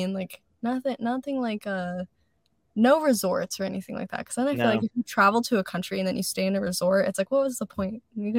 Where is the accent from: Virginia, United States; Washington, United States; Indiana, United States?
Indiana, United States; moved away as an adult; now in California, United States; I grew up in Indiana, flattest state ever.